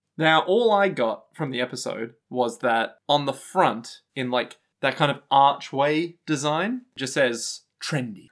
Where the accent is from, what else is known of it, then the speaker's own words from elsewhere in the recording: Australia; We are so Australian, it almost hurts